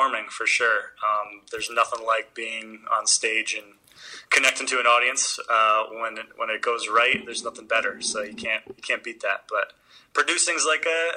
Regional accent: outside New York City, United States; also born or lived in the South (US); I'm a stand-up producer here in New York, New York. Born and raised outside the city

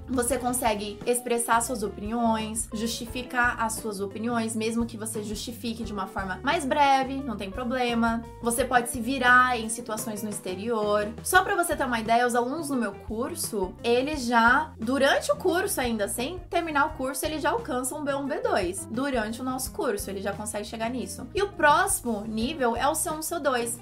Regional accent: São Paulo, Brazil; accent: paulista; first language Portuguese; Eu sou paulista, não tenho, não importo com meu sotaque de paulista, todo mundo fala que eu sou do interior, sendo que eu não sou

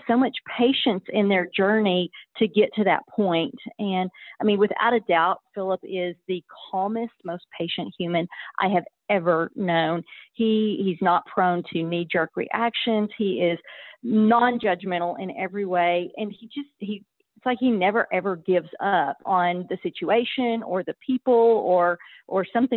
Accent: Stephenville, Texas, United States; also born or lived in Austin, Texas; I grew up in Stephenville, Texas

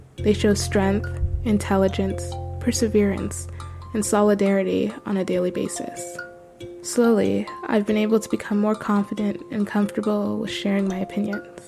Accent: Toronto, Ontario, Canada; my family lived in Toronto for two decades

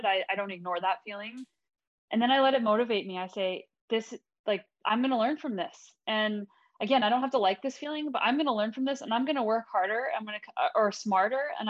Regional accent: United States; now in Canada; I'm originally American, but I'm also now Canadian dual citizen

